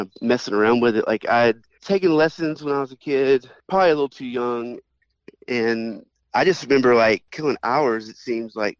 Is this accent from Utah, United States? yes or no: no; Austell, Georgia, United States; I grew up in Austell, which is right next to Mableton.